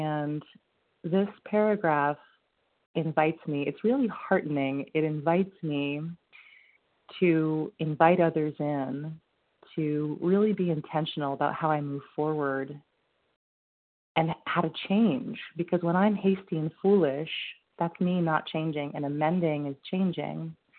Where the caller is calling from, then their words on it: Vermont, United States; I'm calling from Vermont.